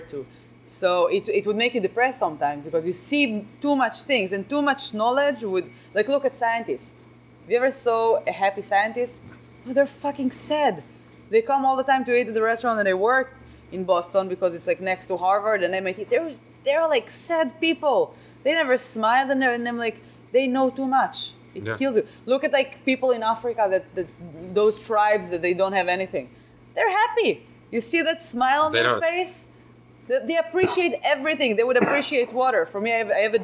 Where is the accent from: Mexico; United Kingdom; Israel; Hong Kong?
Israel; English is a second language; now in Chicago, United States; I'm from Israel